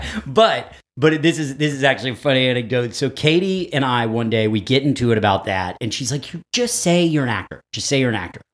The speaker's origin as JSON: {"language": "English", "region": "Texas", "country": "United States", "tie": "born or raised there", "moved": "yes", "said": "I grew up in Texas"}